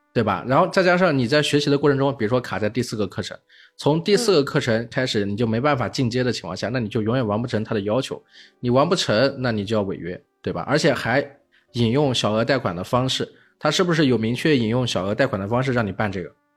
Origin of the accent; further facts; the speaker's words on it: Hefei, Anhui, China; 我是在合肥这个城市长大的，就安徽的省会城市